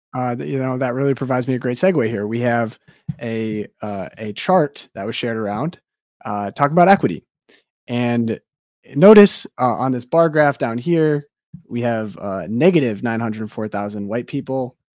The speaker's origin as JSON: {"language": "English", "town": "Detroit", "region": "Michigan", "country": "United States", "said": "I am from the Metro Detroit area"}